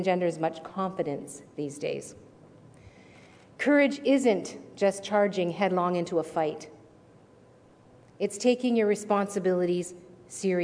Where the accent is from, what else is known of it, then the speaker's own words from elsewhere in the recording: Hamilton, Ontario, Canada; I come from Steel Town